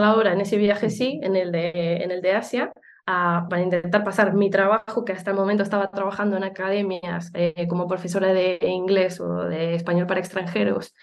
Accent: Uruguay; moved away; also born or lived in Barcelona; yo soy de Uruguay, aunque luego eh, a vivir a, Barcelona y hace mucho tiempo

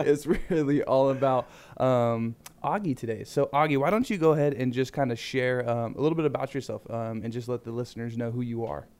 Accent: Riverside, California, United States; I'm from Riverside

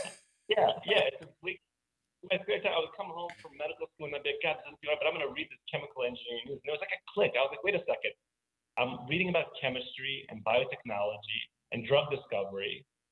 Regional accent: New York City, New York, United States; also born or lived in St. Petersburg, Russia / San Francisco; now in Boulder, United States; So I was born uh, in Russia and spent eight years there, and then moved to New York City as a Jewish mm. refugee. So this is kind of an immigrant story where you know I moved from from Russia to the Bronx in New York and spent my formative years growing up there

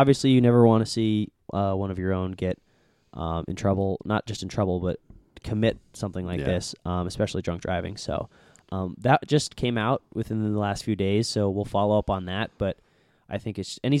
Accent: Tampa, Florida, United States; full disclosure, I am a from Tampa. I'm a Tampa Bay fan all the way for all the sports.

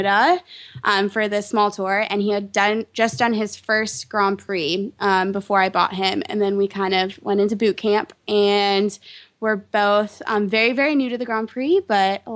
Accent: London, United Kingdom; moved away as an adult; also born or lived in Texas, United States; now in Washington, D.C., United States; I grew up in London, England. I moved there when I was 6. I was originally born in Texas

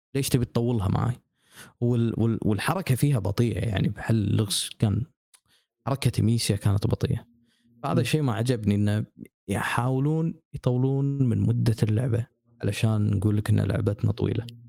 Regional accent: Kuwait; عندنا بالكويت

